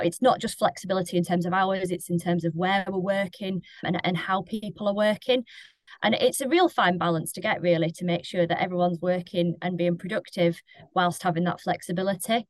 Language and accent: English; Lancashire, North West England, United Kingdom; moved away; I am from Lancashire.